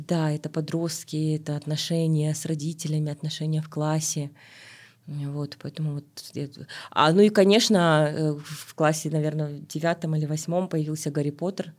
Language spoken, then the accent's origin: Russian; Almaty, Kazakhstan; Я родилась в Алматы, в Алмате тогда